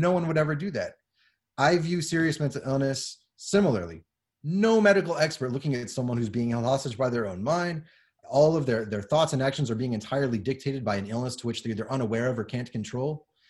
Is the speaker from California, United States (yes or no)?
yes; Southern California, United States; now in San Antonio, United States; I grew up in Southern California as a child